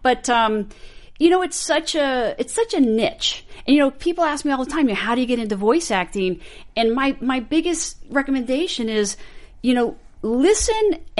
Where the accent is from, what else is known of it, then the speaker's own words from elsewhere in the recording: California, United States; I was born and raised in California.